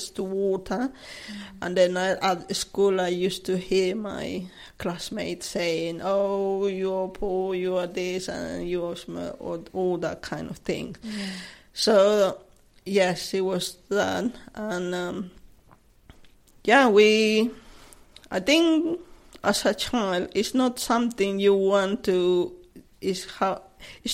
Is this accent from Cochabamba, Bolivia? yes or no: yes; Cochabamba, Bolivia; English is a second language; moved away as an adult; now in Chessington, United Kingdom; I'm originally from Bolivia, a city called Cochabamba